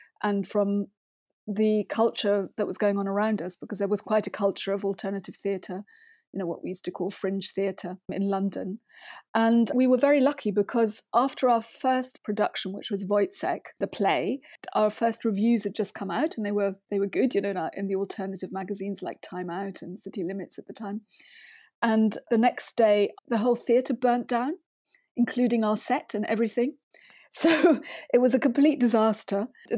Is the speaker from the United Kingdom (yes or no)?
no; Germany; English is a second language; And then as a teenager, there was a scheme in my town in Germany, because I grew up in Germany mainly, where you could go to you could buy a sort of abonnement and you could go to the theatre.